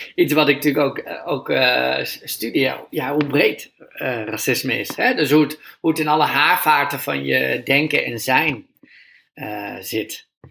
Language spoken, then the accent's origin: Dutch; Groningen, Netherlands; ik ben opgegroeid in Groningen